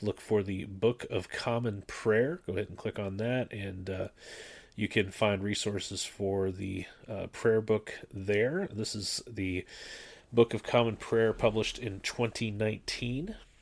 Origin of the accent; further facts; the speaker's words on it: Canada; moved away; I grew up in the Anglican Church up in Canada